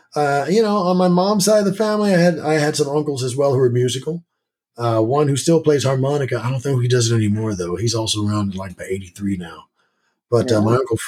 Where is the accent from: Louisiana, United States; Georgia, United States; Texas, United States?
Texas, United States; San Antonio; also born or lived in Germany / New Jersey; I'm from San Antonio. I was born overseas. I was born in Germany.